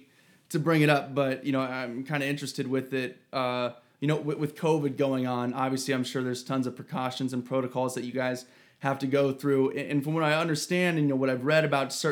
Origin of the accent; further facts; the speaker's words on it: Ohio, United States; I'm from Ohio